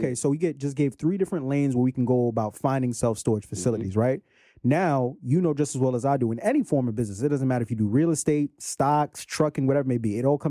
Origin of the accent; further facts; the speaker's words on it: Brooklyn, New York, United States; you from Brooklyn, I'm from Brooklyn, man.